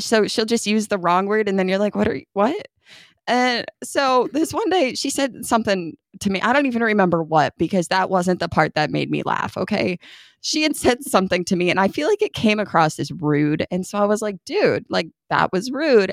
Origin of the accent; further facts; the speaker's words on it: New York, United States; moved away as an adult; I lived in New York till I was twenty-four